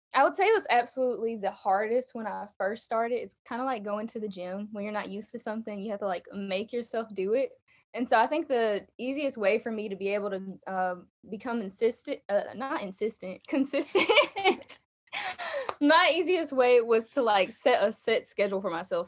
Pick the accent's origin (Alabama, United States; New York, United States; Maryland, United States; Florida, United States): Alabama, United States; I'm from Alabama. You guys can probably hear that in my accent.